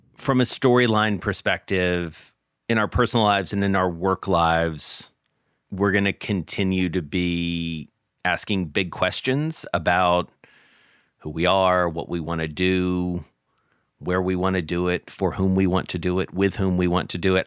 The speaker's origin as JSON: {"language": "English", "town": "Atlanta", "region": "Georgia", "country": "United States", "tie": "born or raised there", "moved": "yes", "said": "my hometown of Atlanta"}